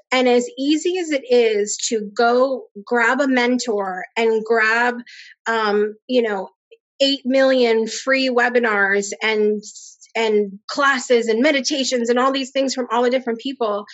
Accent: Connecticut, United States; moved away as an adult; now in Alabama, United States; I grew up in Connecticut. Um, and I currently live down in Alabama

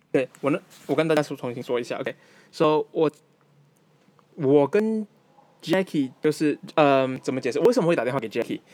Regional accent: Malaysia; moved away; also born or lived in Taiwan; 我马来西亚长大的台湾人

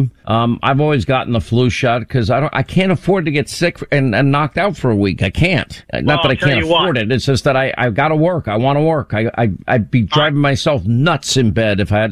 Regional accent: Long Island, New York, United States; I grew up in Long Island

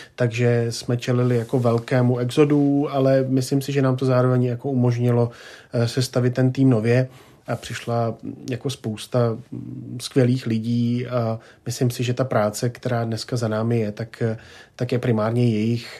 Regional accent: Czechia

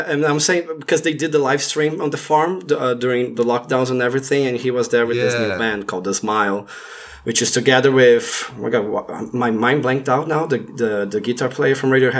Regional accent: Brazil; because I'm from Brazil.

